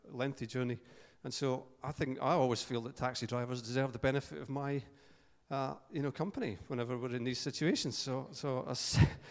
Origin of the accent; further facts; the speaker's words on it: Paisley, Scotland, United Kingdom; I'm from Paisley